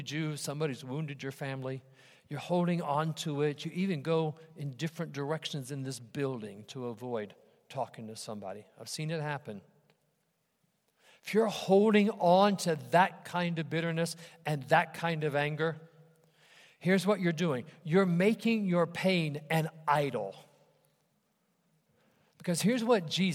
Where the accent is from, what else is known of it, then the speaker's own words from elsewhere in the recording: Ohio, United States; my church where I grew up in Ohio